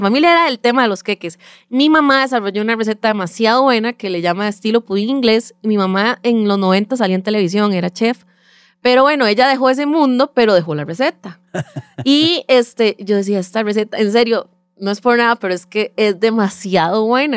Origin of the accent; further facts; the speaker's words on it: Sabanilla, San José, Costa Rica; soy eh, nacida y crecida en Sabanilla, Montedioca